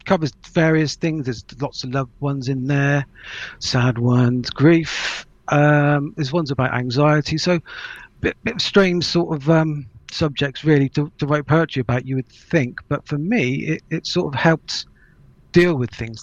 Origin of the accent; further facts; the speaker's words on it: Melksham, South West England, United Kingdom; also born or lived in Trowbridge; I grew up in Melksham, which is just further down the road. So I'm very local.